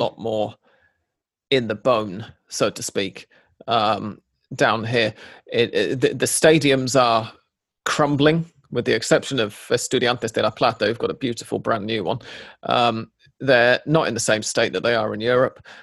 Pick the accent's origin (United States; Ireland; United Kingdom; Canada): United Kingdom; England; now in Buenos Aires, Argentina; an English person